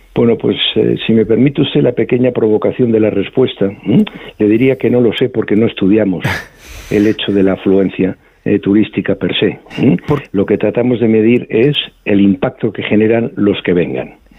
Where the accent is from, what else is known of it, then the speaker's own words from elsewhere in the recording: Spain; somos los españoles viajando por España